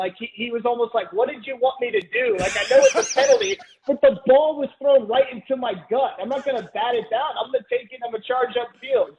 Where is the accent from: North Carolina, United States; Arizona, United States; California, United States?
North Carolina, United States; Raleigh; moved away; I grew up in ACC country. So I grew up in Raleigh.